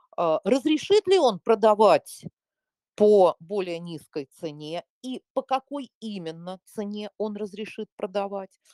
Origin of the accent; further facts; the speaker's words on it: Moscow, Russia; я москвичка коренная